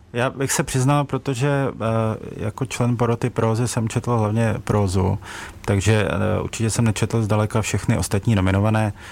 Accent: Ostrava, Moravian-Silesian Region, Czechia; já jsem sám z Ostravy

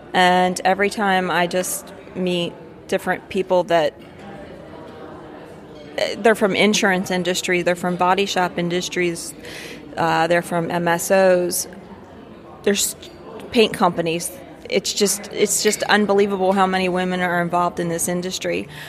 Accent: Elkton, Maryland, United States; Elkton, Maryland.

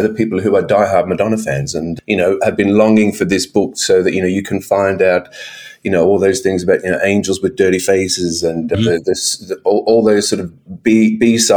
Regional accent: Brisbane, Queensland, Australia; also born or lived in Melbourne, Victoria; I grew up in Brisbane

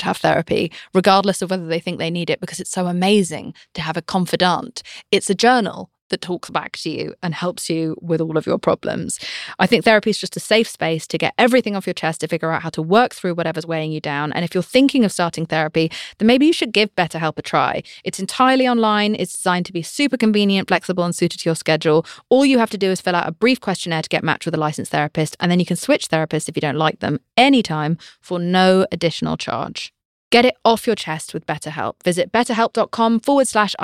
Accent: United Kingdom; I'm British

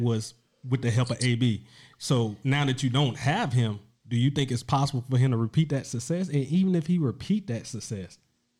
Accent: Mobile, Alabama, United States; So I'm from Mobile, yeah. Mobile myself

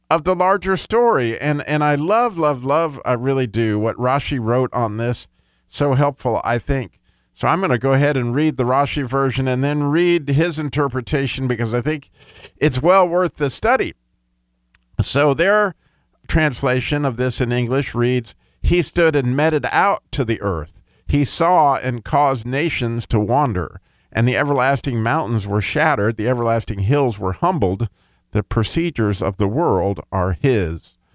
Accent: Pocatello, Idaho, United States; born there; also born or lived in Colorado / California / Chicago / Grand Blanc, Michigan; I was born in Pocatello, Idaho, lived in Colorado, three or four places in California, I lived in Chicago, lived in Grand Blanc, Michigan. I lived in Savannah, Georgia.

